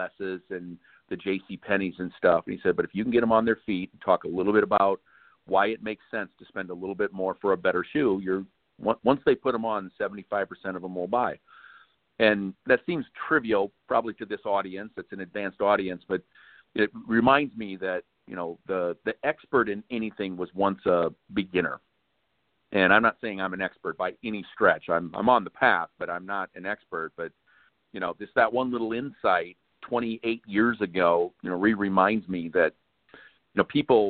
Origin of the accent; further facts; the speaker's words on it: Sioux City, Iowa, United States; moved away; my hometown in Sioux City, Iowa